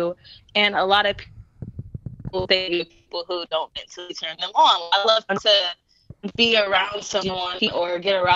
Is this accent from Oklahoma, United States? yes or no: yes; Oklahoma, United States; accent: country; I'm from Oklahoma